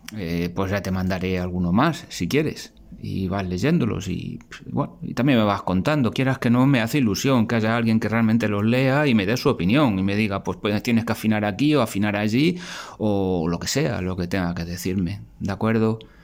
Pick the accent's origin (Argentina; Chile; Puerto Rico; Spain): Spain; soy, soy de España